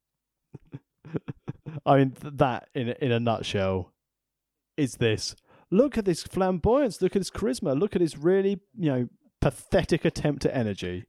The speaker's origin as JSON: {"language": "English", "region": "England", "country": "United Kingdom", "said": "I'm from England"}